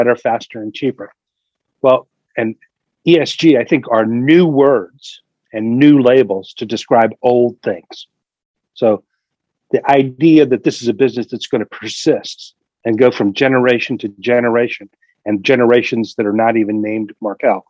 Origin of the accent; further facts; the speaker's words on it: Delaware Valley, United States; I grew up in the Delaware Valley, and I was raised as a Quaker